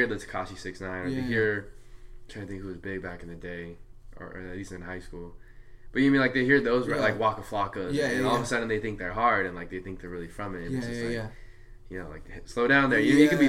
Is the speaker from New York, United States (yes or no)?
no; Santa Ana / Orange, California, United States; also born or lived in Santa Ana, California; I moved from Santa Ana in middle school to the city of Orange, into like more of a suburb area.